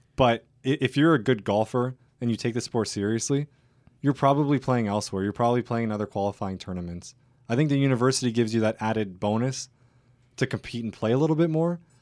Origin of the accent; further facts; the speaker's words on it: Hamilton, Ontario, Canada; I'm a local kid. I grew up in Hamilton. I'm an athlete at Mac